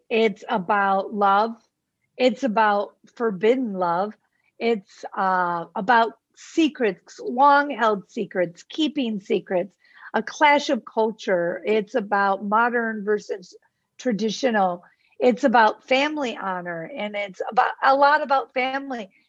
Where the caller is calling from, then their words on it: Mazatlan, Sinaloa, Mexico; I'm in uh, Mazatlan, Mexico.